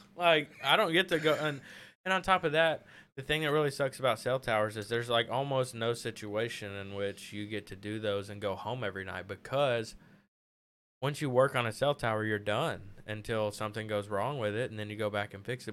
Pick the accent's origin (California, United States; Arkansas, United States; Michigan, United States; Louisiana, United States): Arkansas, United States; Pine Bluff; now in Conway, United States; I'm from Pine Bluff